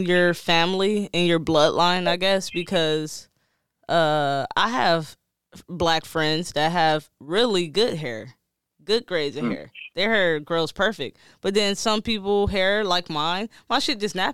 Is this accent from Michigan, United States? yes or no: yes; Detroit, Michigan, United States; I'm from Detroit